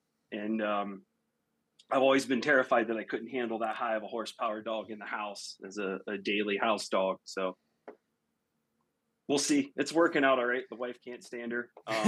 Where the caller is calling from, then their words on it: Louisville, Ohio, United States; I am Northeast Ohio, a little town called Louisville